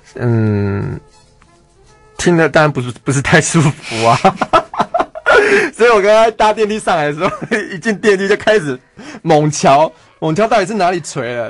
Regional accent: Taiwan; 我们中国人哦，我们台，中国人真的不信这一套

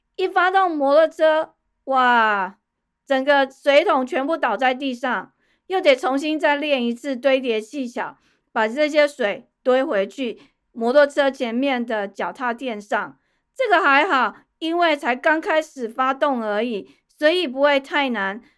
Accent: Taipei, Taiwan; moved away as an adult; also born or lived in Kaohsiung; 我从小在天龙国出生长大，养尊处优

